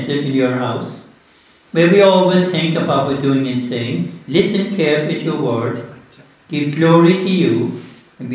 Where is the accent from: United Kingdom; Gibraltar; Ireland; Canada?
Ireland; West Limerick, Munster; I'm from West Limerick